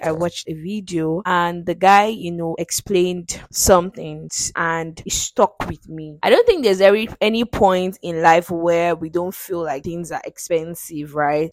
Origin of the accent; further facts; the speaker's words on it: Nigeria; I'm a Nigerian.